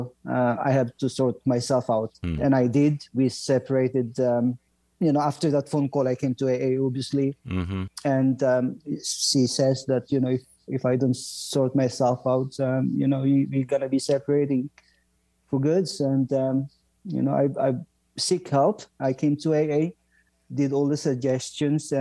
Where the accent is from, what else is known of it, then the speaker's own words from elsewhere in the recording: northern Philippines, Philippines; moved away as an adult; also born or lived in London, United Kingdom; now in Ottawa, Canada; I was born in the Philippines, Howard, and I left home when I was 18 years old, I guess, 19